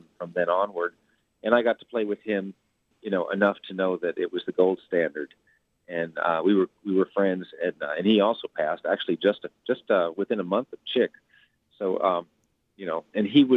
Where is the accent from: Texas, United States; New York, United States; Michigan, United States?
New York, United States; New York City; I come from New York City